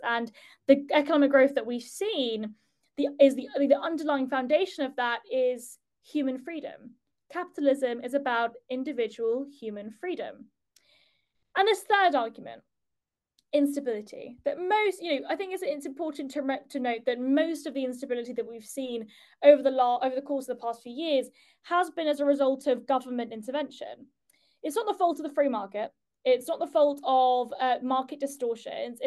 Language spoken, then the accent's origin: English; United Kingdom; as a Brit